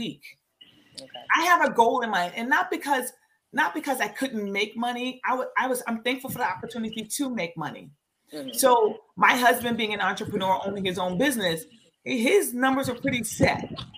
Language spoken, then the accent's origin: English; New York, United States; I'm from New York.